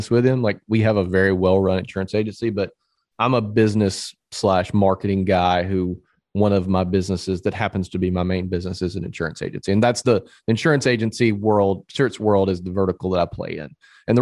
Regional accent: Atmore, Alabama, United States; now in Saraland, United States; I'm originally from Atmore, Alabama, which is about an hour outside of Mobile.

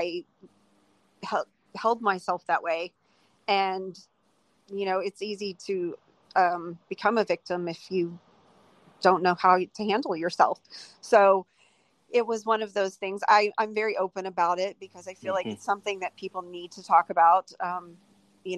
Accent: Houston, Texas, United States; it was just a conservative Texas family. I'm from Houston

